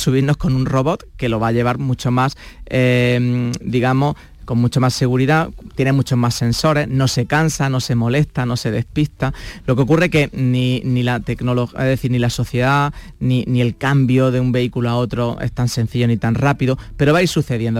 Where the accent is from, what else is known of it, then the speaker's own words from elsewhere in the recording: Granada, Andalusia, Spain; moved away; soy granadino y a mucha honra, pero también es cierto que he estado viviendo en otros sitios del mundo